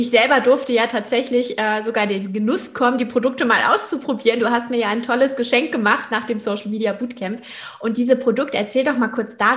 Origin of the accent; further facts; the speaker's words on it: Hamburg, Germany; beauftragt in der Ambassador-Gruppe für Unternehmer und Unternehmerinnen in Hamburg und Umgebung. Und das ist ja meine Heimat.